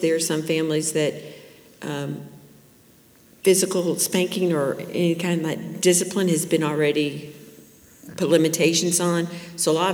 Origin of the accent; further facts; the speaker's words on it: Plantation, Florida, United States; I grew up in Plantation, Florida over here in the 70s, 60s and the 70s